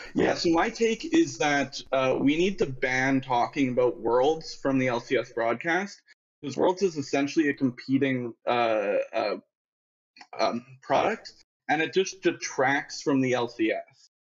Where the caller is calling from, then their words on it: Winnipeg, Manitoba, Canada; I'm calling from Winnipeg, Manitoba